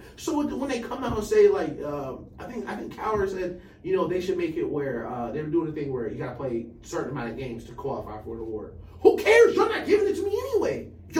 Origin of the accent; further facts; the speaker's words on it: Atlanta, Georgia, United States; we grew up in Atlanta.